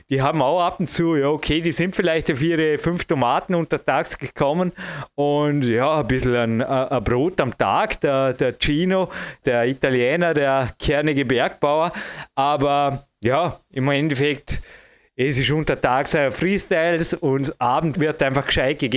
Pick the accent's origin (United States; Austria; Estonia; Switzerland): United States; Zum Glück bin ich ein Amerikaner.